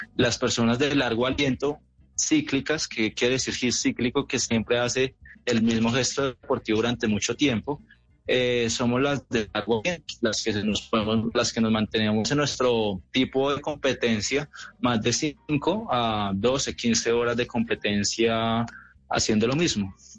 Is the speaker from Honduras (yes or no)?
no; Colombia; Soy el mejor colombiano de la historia